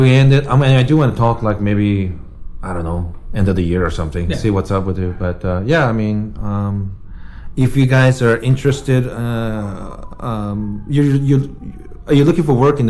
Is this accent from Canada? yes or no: no; Japan; I grew up in Japan, so in Japan, if you threaten people